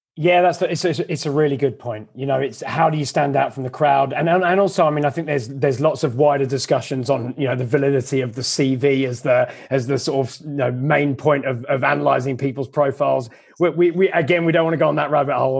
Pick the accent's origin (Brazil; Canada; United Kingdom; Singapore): United Kingdom; England; moved away as an adult; also born or lived in London; now in Australia; I'm another English recruiter